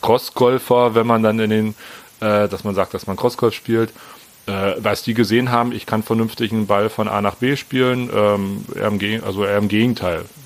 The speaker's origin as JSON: {"language": "German", "region": "Berlin", "country": "Germany", "said": "bin 42, wie gesagt, bin aus Berlin."}